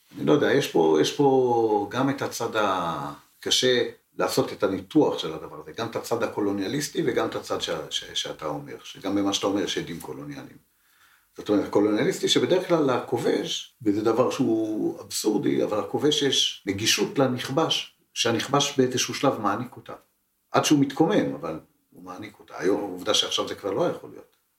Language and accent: Hebrew; Israel; שנולדתי פה ולא נולדתי שם